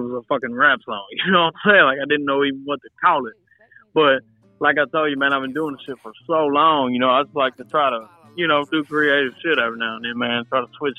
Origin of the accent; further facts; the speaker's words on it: Pleasant Hill, Louisiana, United States; I'm from a really, really small town, about 600, 700 people in north Louisiana called Pleasant Hills in Sabine Parish, up at the top